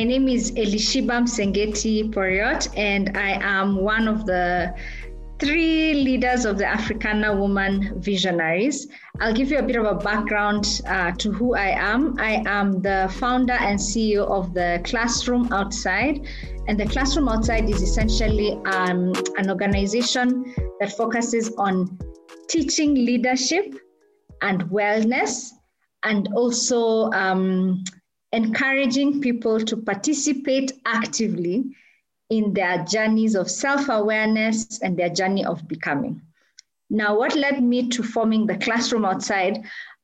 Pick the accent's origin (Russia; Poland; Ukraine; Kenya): Kenya; I am a Kenyan, and I'm also a wife and a mother